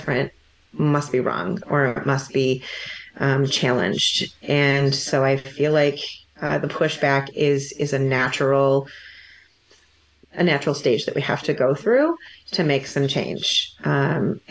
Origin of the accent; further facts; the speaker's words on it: Livingston County, Michigan, United States; I have a very specific experience growing up in Livingston County